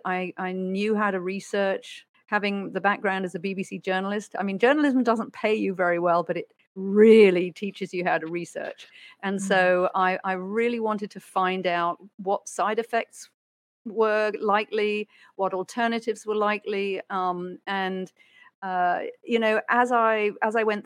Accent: United Kingdom; I'm a Brit

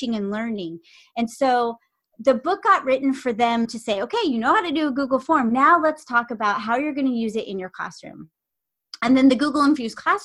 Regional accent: Southern California, United States; I grew up in Southern California

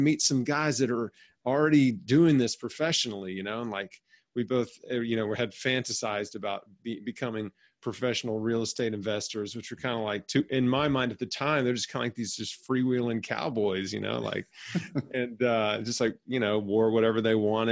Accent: Memphis, Tennessee, United States; I was born and raised in Memphis, Tennessee

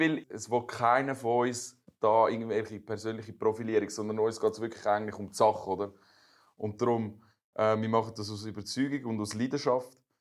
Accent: Meilen, Zurich, Switzerland; also born or lived in United States; ich bin ja Schweizer, aber meine Eltern sind, haben damals in, in Amerika geschafft und ich wohne seit ich vier bin, wohne ich in Meilen

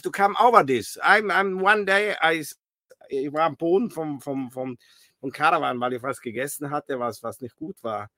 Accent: South Tyrol, Trentino-Alto Adige, Italy; I'm from South Tyrol, Italy.

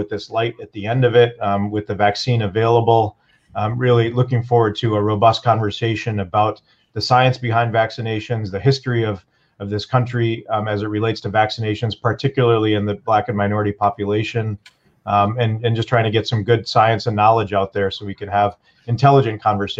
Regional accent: Flint, Michigan, United States; also born or lived in Ann Arbor, Michigan / Chicago, Illinois; in Flint, Michigan. It's my hometown. I grew up here. My parents immigrated here from India.

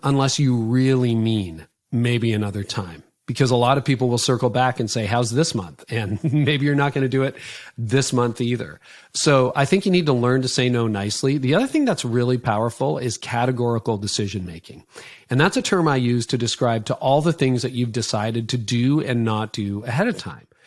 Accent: Canada; I'm Canadian

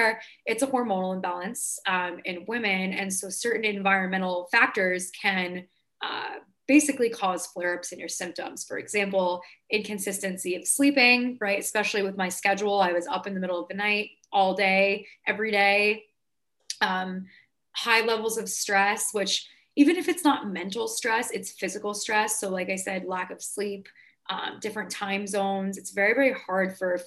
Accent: New York, United States; I'm from New York.

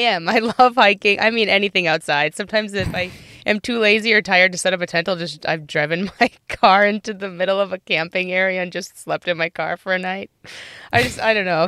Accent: Minnesota, United States; moved away as an adult; also born or lived in Madison, Wisconsin / Los Angeles; now in Wisconsin, United States; I'm originally from Minnesota, but Wisconsin, uh, quickly stole my heart when I went to U W Madison here

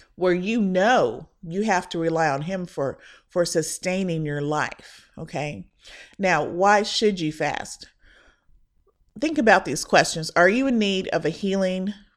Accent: Indiana, United States; now in Texas, United States; The church that I was raised in back in Indiana

